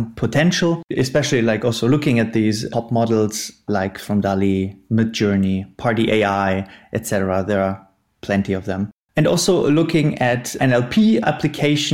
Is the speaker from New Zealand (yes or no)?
no; Northern Germany, Germany; moved away as an adult; now in Munich, Germany; I am from Munich, Germany, originally from Northern Germany. I moved to Munich